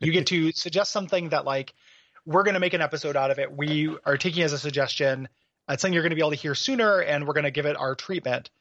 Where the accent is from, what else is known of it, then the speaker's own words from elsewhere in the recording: DeKalb, Illinois, United States; moved away; also born or lived in Portland; my hometown of DeKalb, Illinois